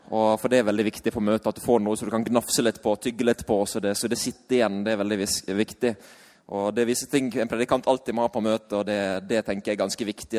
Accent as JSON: {"language": "Norwegian", "area": "Sunnmøre", "region": "Møre og Romsdal", "country": "Norway", "said": "vi er fra Sunnmøre."}